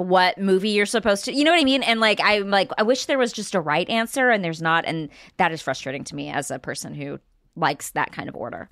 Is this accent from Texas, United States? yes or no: yes; Marshall, Texas, United States; my hometown